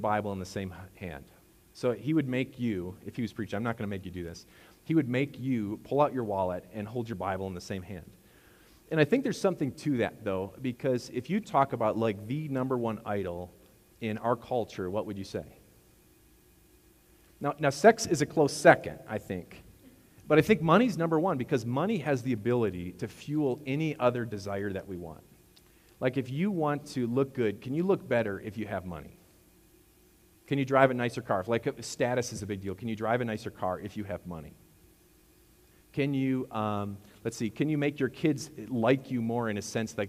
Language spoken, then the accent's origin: English; Wisconsin, United States; moved away; I'm from Wisconsin